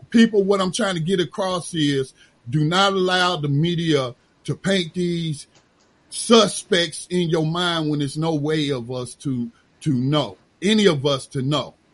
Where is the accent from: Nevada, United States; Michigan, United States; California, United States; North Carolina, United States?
North Carolina, United States; Gaston County; born there; I wasn't born in Charlotte. I was born in Gaston County, North Carolina, at Gaston Memorial.